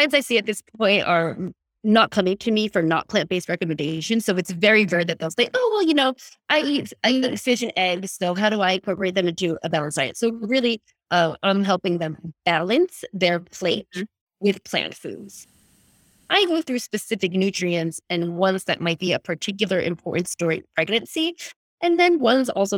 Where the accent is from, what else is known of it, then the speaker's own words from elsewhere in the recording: East Coast of America, United States; moved away as an adult; also born or lived in California; now in Australia; I'm from the East Coast of America, like, and an Italian family